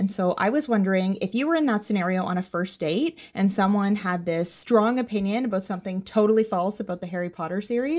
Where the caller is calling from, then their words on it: Canada; I'm a listener from Canada.